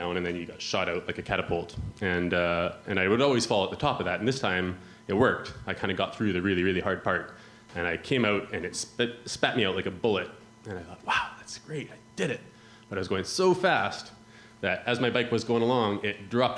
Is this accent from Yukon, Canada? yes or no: yes; Yukon, Canada; moved away as an adult; now in Bristol, United Kingdom; You can probably tell from my accent that I'm not from around here. I come from northern Canada, close to Alaska, a place called the Yukon.